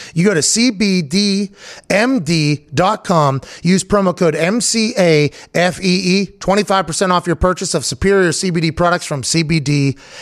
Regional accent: Pittsburgh, Pennsylvania, United States; now in Indiana, United States; I grew up in Pittsburgh

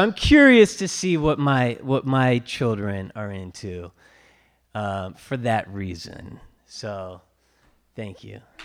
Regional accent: California, United States; when I was growing up in California

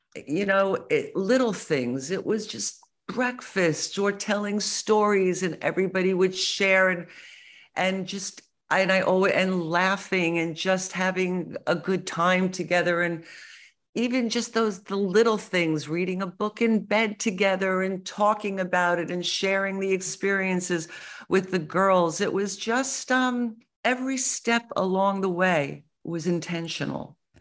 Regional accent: United States; I'm American

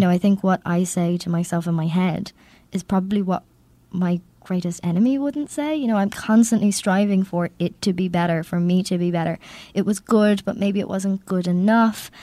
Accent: Ireland; I'm Irish

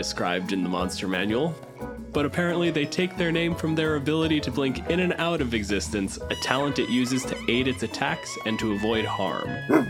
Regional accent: Canada; My pronouns are he, him, and I'm a physicist from Canada.

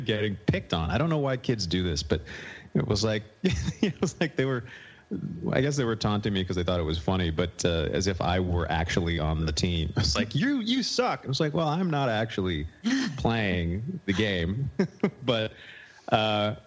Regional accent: Forest Grove, Oregon, United States; I became a Blazer fan when I was growing up in Forest Grove.

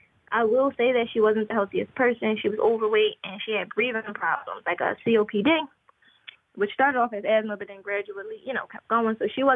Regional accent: Philadelphia, Pennsylvania, United States; born or raised there

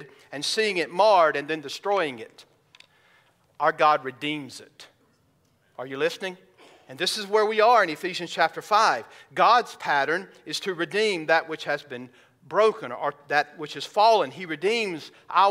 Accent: the South, United States; I grew up in the South

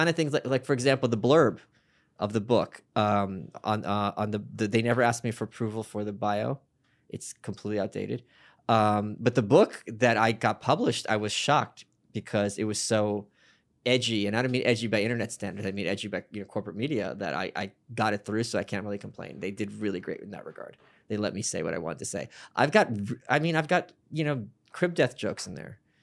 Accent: New York City, New York, United States; I was from Brooklyn

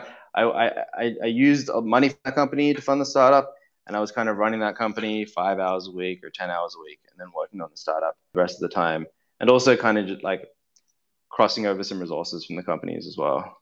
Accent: Australia; I'm from Australia, and growing up in Australia

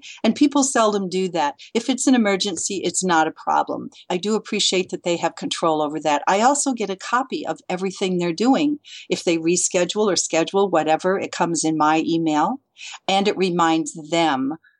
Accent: Lansing, Michigan, United States; moved away as an adult; also born or lived in foothills of California; now in California, United States; I'm from Lansing.

